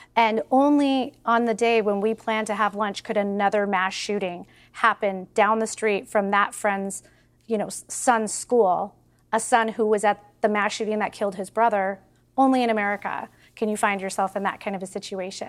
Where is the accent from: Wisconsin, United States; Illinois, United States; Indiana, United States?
Illinois, United States; Highland Park; I'm from Highland Park, Illinois